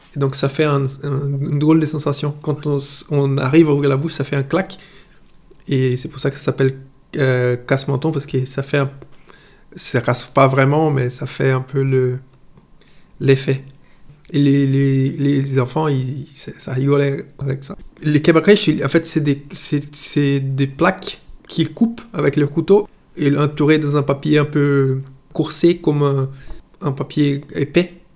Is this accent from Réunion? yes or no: no; Itabuna, Bahia, Brazil; French is a second language; moved away as an adult; now in France; j'ai 38 ans, je suis brésilien et je vis en France depuis 4 ans